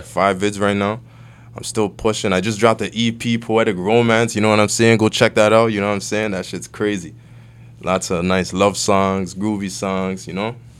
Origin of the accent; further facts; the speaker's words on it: Toronto, Ontario, Canada; also born or lived in Vaughan, Ontario / Nigeria (ancestry); I grew up on Western Road. I was there for, like, eleven years